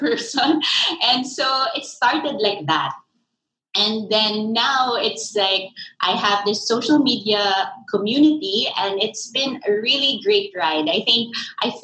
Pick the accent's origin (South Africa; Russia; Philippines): Philippines; I am from the Philippines.